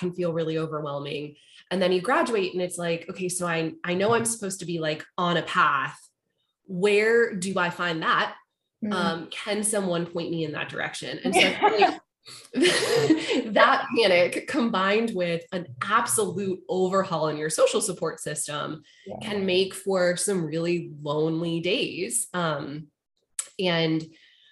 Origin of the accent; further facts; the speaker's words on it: Charlottesville, Virginia, United States; moved away; I grew up in Charlottesville.